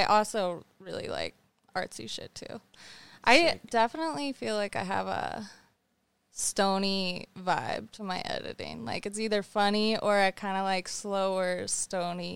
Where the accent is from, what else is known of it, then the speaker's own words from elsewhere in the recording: Alaska, United States; also born or lived in Texas / Anchorage, Alaska / Whistler, Canada; I actually was born in Texas, but I grew up in Alaska. Like, I moved to Alaska when I was four